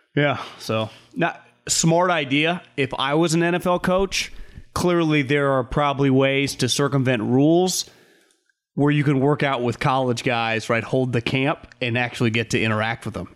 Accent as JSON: {"language": "English", "region": "California", "country": "United States", "said": "There, there is just something ingrained in us in California"}